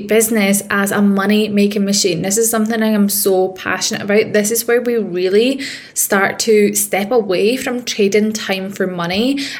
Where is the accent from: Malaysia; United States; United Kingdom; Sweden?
United Kingdom; Scotland; accent: Scottish; If you can't tell by the accent, I am a Scottish woman. I grew up in rough council estates